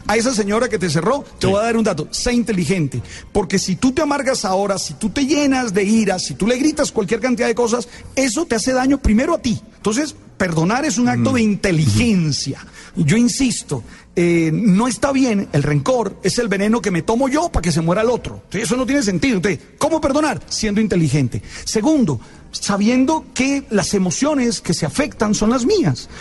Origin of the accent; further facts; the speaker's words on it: Colombia; vamos a seguir siendo colombianos